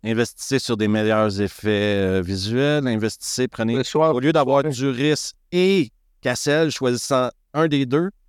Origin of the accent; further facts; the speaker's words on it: Quebec, Canada; now in Switzerland; je suis un expatrié québécois qui habite en Suisse